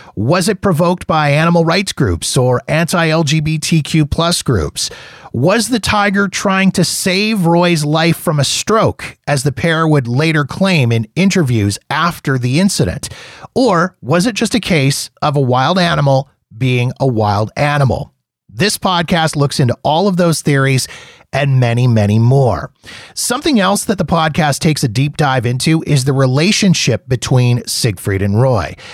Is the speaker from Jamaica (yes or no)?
no; Canada; as a Canadian